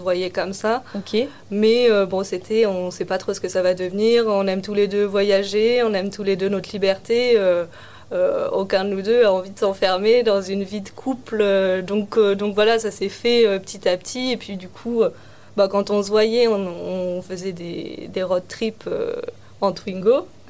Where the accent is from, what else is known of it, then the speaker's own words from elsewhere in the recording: central France, France; moved away; moi, j'ai grandi euh, dans le centre de la France, dans un petit village